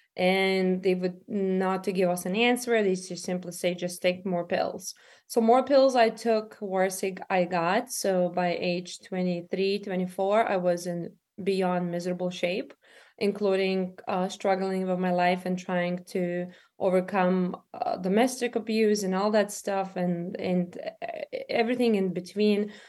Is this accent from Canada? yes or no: no; Lithuania; moved away as an adult; now in United States; I'm from Lithuania originally myself. Um, and I came in America when I was twenty-one years old.